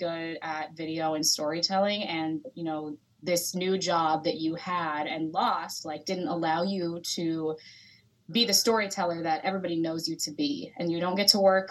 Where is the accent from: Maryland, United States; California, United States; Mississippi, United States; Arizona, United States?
California, United States; Sacramento; moved away as an adult; also born or lived in Los Angeles, California / Sioux City, Iowa; I am originally from Sacramento, California. I grew up there